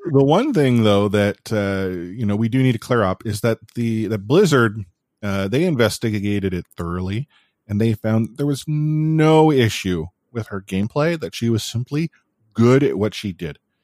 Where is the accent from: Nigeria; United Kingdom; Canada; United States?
Canada; I'm Canadian